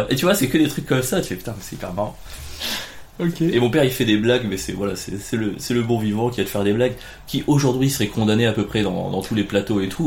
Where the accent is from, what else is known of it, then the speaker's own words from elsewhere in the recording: Cagnes-sur-Mer, Provence-Alpes-Côte d'Azur, France; born there; je suis né à Cagnes-sur-Mer. Voilà, Cagnes-sur-Mer, c'est euh, à côté de Cannes.